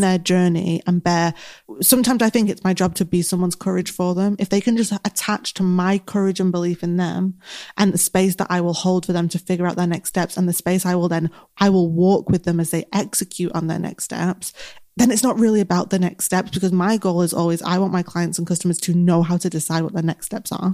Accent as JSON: {"language": "English", "town": "Manchester", "region": "North West England", "country": "United Kingdom", "accent": "Mancunian", "said": "I'm very Mancunian. My accent is very strong."}